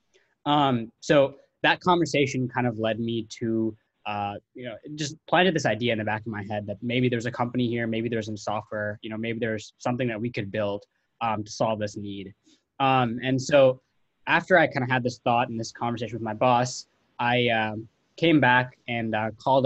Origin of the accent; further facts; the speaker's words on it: Milwaukee, Wisconsin, United States; my hometown of Milwaukee